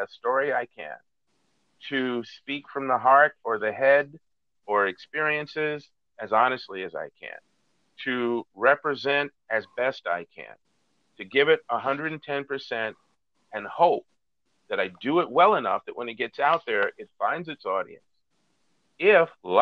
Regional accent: United States; I am seen as the American

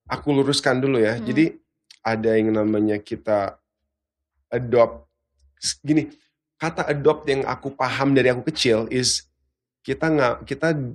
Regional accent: Australia; Jadi bahkan pas aku kecil itu awalnya aku suka banget reptil karena dulu aku besar di Australia

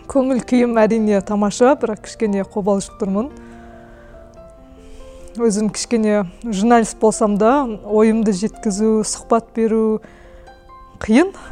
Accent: Kazakhstan; мен өзім ауылда туып өстім әлі күнге дейін ауылда тұрамыз

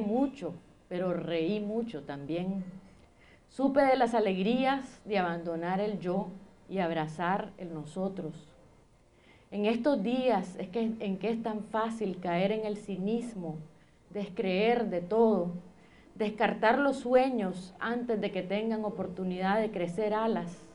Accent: Nicaragua; moved away as an adult; also born or lived in California, United States; los nicaragüenses nos dividimos

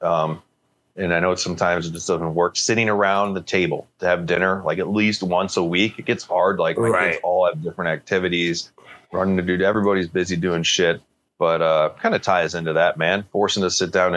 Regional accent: Canada; as a Canadian

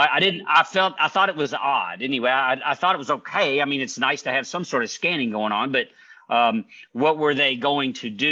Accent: Hawaii, United States; I come from Hawaii, so we hug a lot

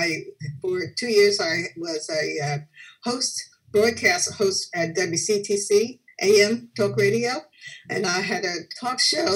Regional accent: New Brunswick, New Jersey, United States; also born or lived in Newport News, Virginia; I mainly grew up here in New Brunswick, but I'm originally from Newport News, Virginia

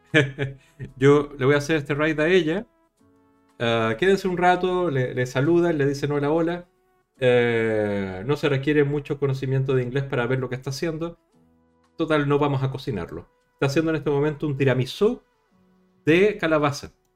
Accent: Chile; accent: latino; now in Spain; Chile, en mi país

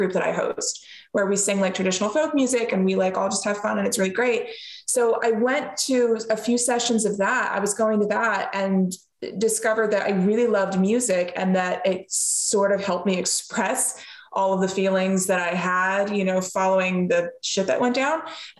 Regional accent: Pennsylvania, United States; Because neither of my parents are from Pennsylvania.

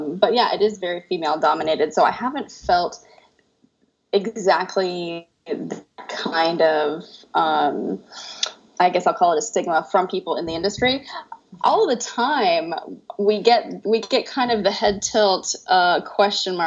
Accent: Tampa, Florida, United States; moved away as an adult; now in France; So I'm from Tampa, Florida. I was born a little outside of Tampa, but I was raised my whole life in Tampa.

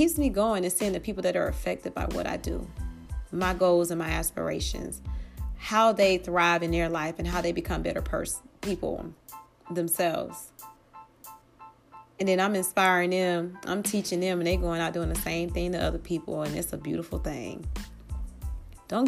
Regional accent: Atlanta, Georgia, United States; growing up in the hood and growing up in Atlanta, especially I was born and raised in East Atlanta, East Lake Meadows

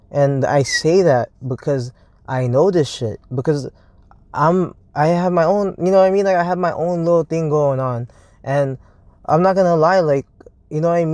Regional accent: Hawthorne, California, United States; I grew up in California. I grew up in fucking Hawthorne, California

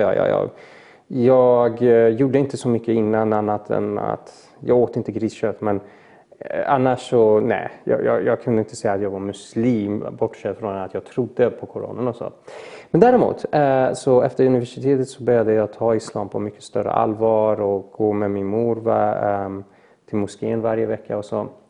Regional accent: Mariestad, Västra Götaland, Sweden; also born or lived in Iran / Falkenberg / Gothenburg; jag gick ju grundskolan och liknande i Mariestad

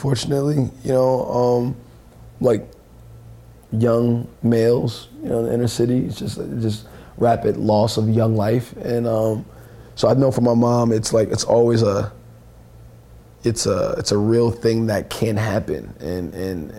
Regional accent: Newark, New Jersey, United States; growing up in Newark, New Jersey, it's I'm from the hood

